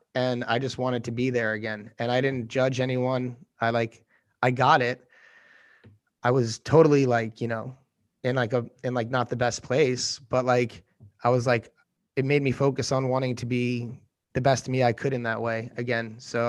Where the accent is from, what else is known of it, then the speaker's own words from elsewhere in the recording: New York City, New York, United States; especially as like a New Yorker where you're just like, oh, I gotta do this, I gotta do that.